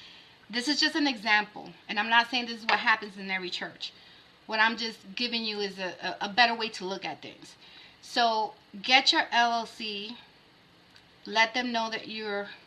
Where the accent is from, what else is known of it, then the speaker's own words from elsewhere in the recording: New York, United States; As a New Yorker